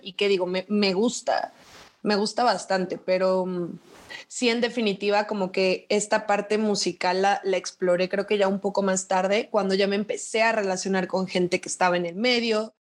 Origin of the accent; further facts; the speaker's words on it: Chetumal, Quintana Roo, Mexico; moved away as an adult; now in Mexico City, Mexico; soy de Chetumal, Quintana Roo y vivo en Ciudad de México desde hace seis años.